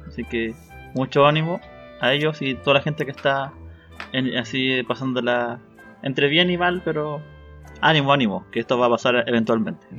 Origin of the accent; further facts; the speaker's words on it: Chile; como buen chileno